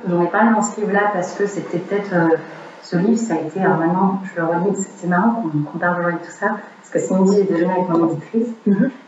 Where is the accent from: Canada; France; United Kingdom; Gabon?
Canada; Montreal, Quebec; on habite à Montréal, je suis née au Canada.